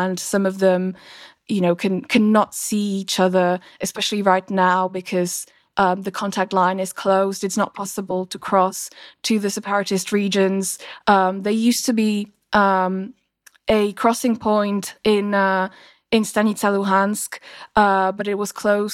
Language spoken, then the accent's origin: English; Slovakia; my home country, Slovakia